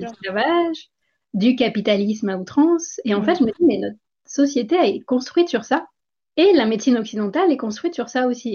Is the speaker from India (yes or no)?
yes; India; moved away as an adult; also born or lived in France / Guadeloupe; j'ai grandi en Inde